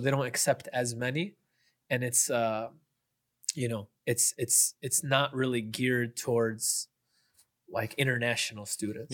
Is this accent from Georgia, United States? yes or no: no; Chicago, Illinois, United States; also born or lived in Kalamazoo, Michigan / Madinah, Saudi Arabia; I grew up in the, in the Chicago suburbs for, for my whole life